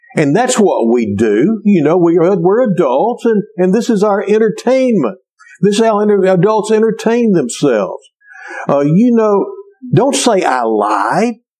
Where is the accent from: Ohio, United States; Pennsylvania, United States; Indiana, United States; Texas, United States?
Texas, United States; Cleveland; a kid growing up in Cleveland, Texas